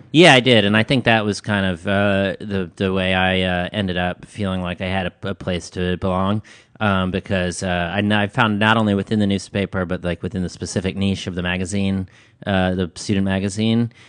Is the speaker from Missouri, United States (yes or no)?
no; Midland, Michigan, United States; moved away; also born or lived in Ames, Iowa / New York City; I grew up in Midland, Michigan. Uh, I was born in Ames, Iowa. Uh, when I was two, my family moved to Midland, Michigan